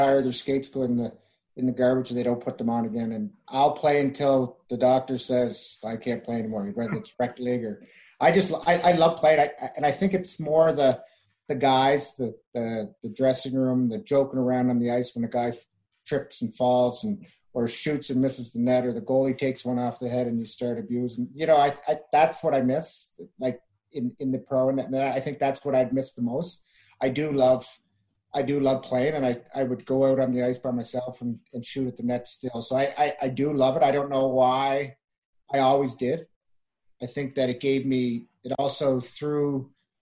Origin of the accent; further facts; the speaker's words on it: Charlottetown, Prince Edward Island, Canada; I'm from Charlottetown